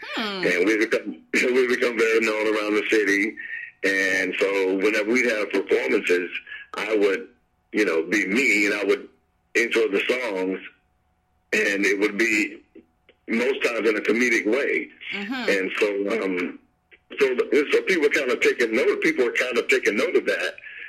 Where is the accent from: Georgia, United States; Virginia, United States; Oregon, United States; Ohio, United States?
Georgia, United States; Atlanta; I'm from Atlanta.